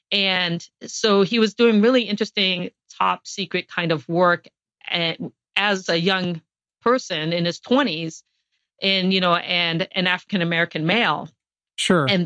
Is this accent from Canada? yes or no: no; Guam; born there; I was born on Guam because my father worked for a NASA contractor during the Apollo missions.